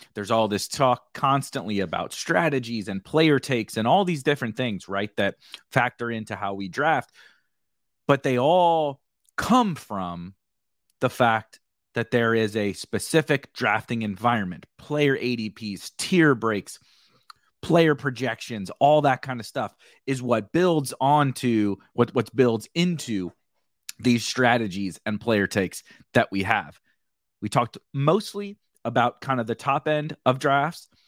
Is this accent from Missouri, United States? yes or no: yes; St. Louis, Missouri, United States; I'm from Saint Louis. I live just outside of Saint Louis.